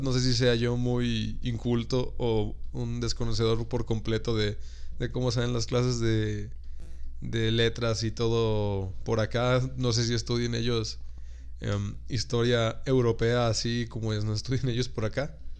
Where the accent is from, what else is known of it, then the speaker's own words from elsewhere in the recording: Mexico; uno como mexicano que me tocó ir para el otro lado